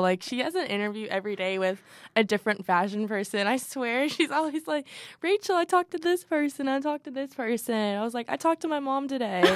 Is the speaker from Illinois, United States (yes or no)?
no; Louisville, Kentucky, United States; I'm from Louisville, so go Cards. Um, born and raised in Louisville